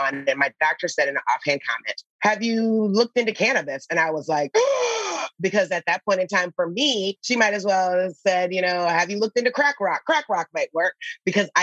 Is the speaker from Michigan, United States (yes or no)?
yes; Detroit, Michigan, United States; I grew up in Detroit in the 80s